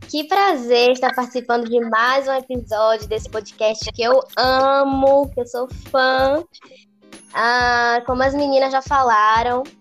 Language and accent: Portuguese; Bahia, Brazil; tenho 23 anos, sou da Bahia